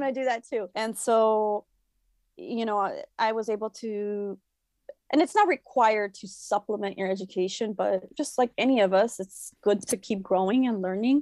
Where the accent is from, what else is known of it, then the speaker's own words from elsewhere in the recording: Chicago, Illinois, United States; I am a first generation Mexican-American born in Chicago. So, I grew up in La Villita, which is a predominantly Mexican neighborhood here in Chicago